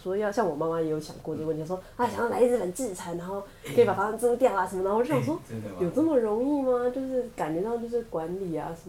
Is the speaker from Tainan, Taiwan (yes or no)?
no; Taipei, Taiwan; 我台北人。